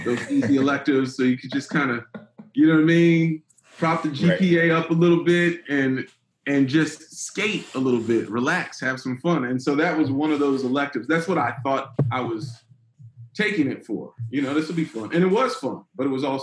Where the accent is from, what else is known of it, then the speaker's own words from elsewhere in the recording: Silver Spring, Maryland, United States; moved away as an adult; also born or lived in Washington, D.C. / New York / Los Angeles; now in Atlanta, United States; Originally from Washington, D.C. Grew up in Silver Spring, Maryland, which is, you know, the area still right outside D.C., about 30 minutes outside